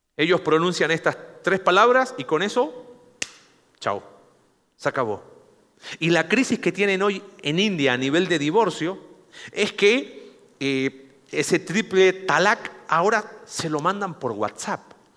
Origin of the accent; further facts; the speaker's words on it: Mexico; Somos mexicanos